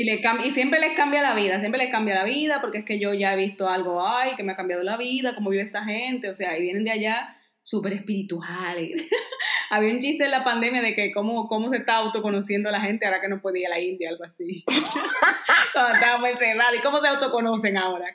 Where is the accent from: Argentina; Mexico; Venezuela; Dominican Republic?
Dominican Republic; now in Spain; todos mis amigos y familia en Dominicana tenían trabajo